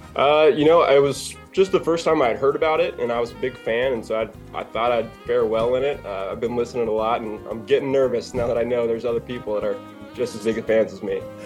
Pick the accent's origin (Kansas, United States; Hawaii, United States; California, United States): Kansas, United States; Overland Park; I'm from Overland Park